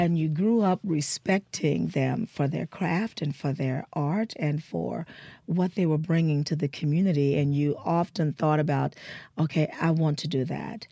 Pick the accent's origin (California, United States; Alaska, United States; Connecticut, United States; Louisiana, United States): Louisiana, United States; New Orleans; moved away; So I was born in New Orleans. Um, my parents, uh, my father is from Natchez, Mississippi, and my mother is a New Orleanian, and they met very young in New Orleans, and that's where I was born and raised